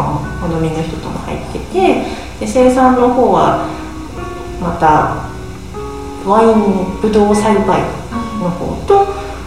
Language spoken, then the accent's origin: Japanese; Nagoya, Aichi, Japan; moved away as an adult; also born or lived in United States; now in Sakaki, Japan; 実家が名古屋なので